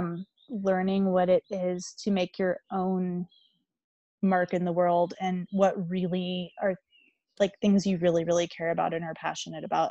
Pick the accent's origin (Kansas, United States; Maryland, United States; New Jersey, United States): Kansas, United States; Salina; moved away; I go home, I typically try not to go back to Salina, Kansas, just because it's Salina, Kansas.